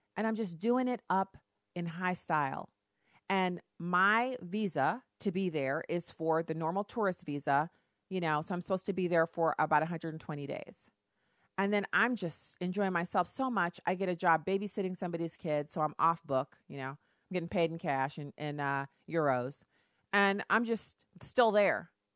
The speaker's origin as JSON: {"language": "English", "region": "Texas", "country": "United States", "tie": "born or raised there", "said": "I was born in Texas."}